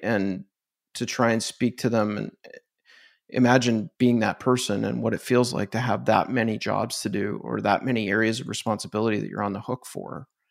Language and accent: English; Canada; I'm Canadian, so we don't have these brands